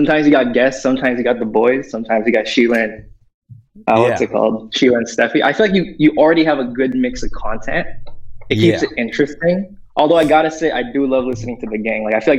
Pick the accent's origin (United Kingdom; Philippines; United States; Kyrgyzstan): Philippines; moved away; I'm actually Filipino.